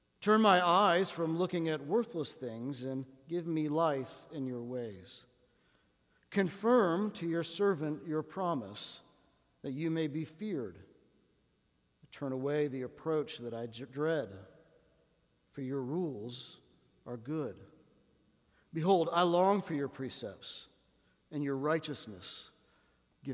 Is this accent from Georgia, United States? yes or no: no; Washington, District of Columbia, United States; I come from Washington, D.C. We're a city of words